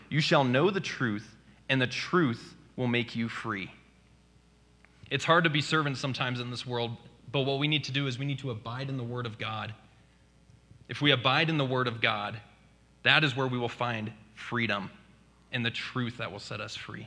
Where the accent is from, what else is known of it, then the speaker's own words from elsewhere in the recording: United States; as an American